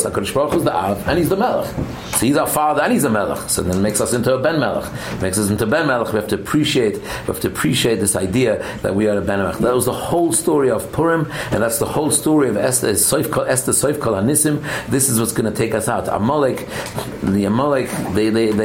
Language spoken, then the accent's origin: English; England, United Kingdom; moved away; I'm from England, I remember my younger years